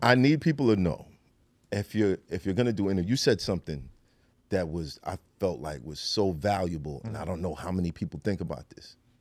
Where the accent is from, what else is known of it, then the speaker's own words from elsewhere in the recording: New York City, New York, United States; being from Brooklyn